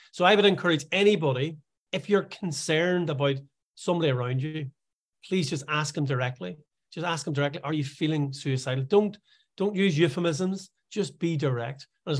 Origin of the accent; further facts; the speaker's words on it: Ireland; now in Scotland, United Kingdom; because although I live in Scotland, I am Irish.